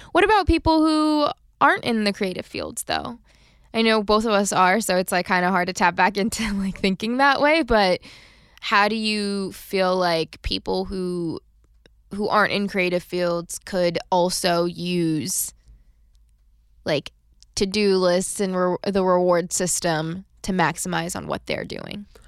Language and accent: English; United States; we are just known around the world to work ourselves into the ground